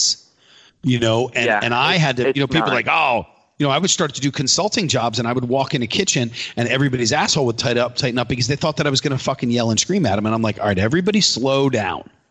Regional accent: East Coast, United States; We grew up on the East Coast.

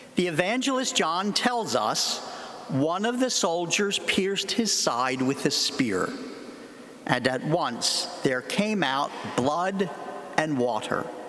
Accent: Philadelphia, Pennsylvania, United States; I come from Philadelphia

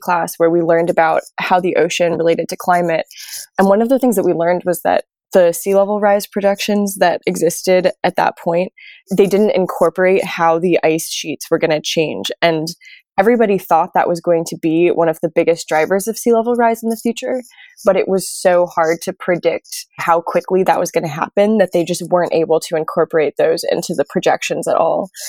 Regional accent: New York, United States; moved away as an adult; also born or lived in Maine; So I'm originally from New York, which, although you might not think of it that way, is actually a coastal city

